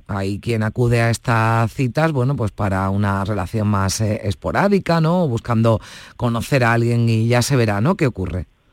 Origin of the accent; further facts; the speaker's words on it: Spain; los españoles